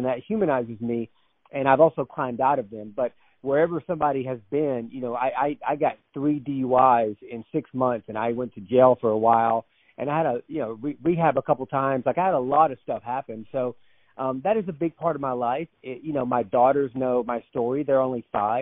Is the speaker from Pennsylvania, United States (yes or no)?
no; North Georgia, United States; I was born and raised in North Georgia. So I'm a Southern guy. I was raised in the North Georgia mountains